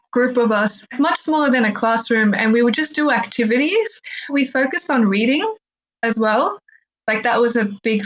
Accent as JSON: {"language": "English", "country": "Australia", "tie": "born or raised there", "also_born_or_lived": "Egypt", "first_language": "Arabic", "second_language": "English", "said": "when I was growing up in Australia, having spoken Arabic first, my Arabic slipped over time."}